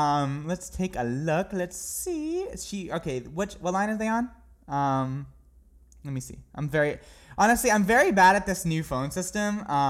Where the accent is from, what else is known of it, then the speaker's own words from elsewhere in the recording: New Hampshire, United States; I'm from New Hampshire. That's where I'm from.